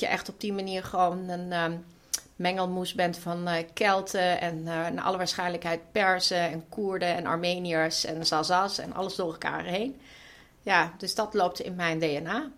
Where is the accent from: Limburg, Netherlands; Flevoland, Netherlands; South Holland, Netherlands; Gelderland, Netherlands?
Limburg, Netherlands; Weert; ik kom uit Weert en ik ben opgegroeid in de jaren tachtig in Weert